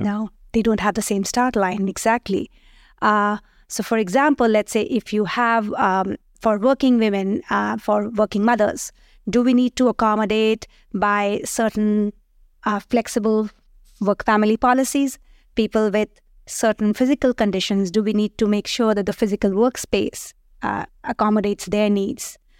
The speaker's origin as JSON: {"language": "English", "country": "India", "tie": "born or raised there", "also_born_or_lived": "United States", "moved": "as an adult", "lives_now": "France", "said": "I'm born, raised in India, but after that, I did travel to different countries. I did my PhD uh, at, in the US and thereafter joined here."}